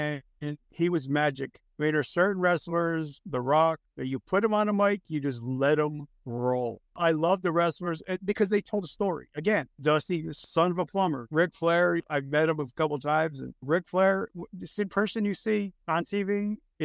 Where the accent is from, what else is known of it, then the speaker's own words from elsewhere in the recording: New Jersey, United States; I'm a street kid from Jersey.